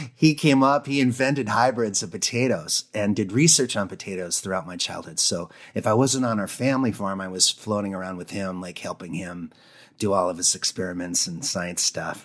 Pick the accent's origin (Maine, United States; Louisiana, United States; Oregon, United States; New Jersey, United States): Maine, United States; Presque Isle; also born or lived in Minnesota / North Dakota; I grew up in Presqu'Al